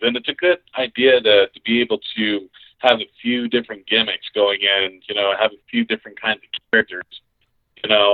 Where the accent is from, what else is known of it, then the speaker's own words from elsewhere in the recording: Colorado Springs, Colorado, United States; I'm from Colorado Springs and yeah, I family there and everything.